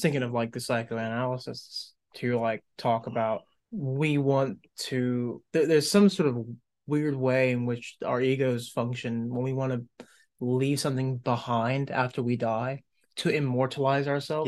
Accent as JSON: {"language": "English", "country": "United States", "tie": "born or raised there", "said": "I was born in the United States"}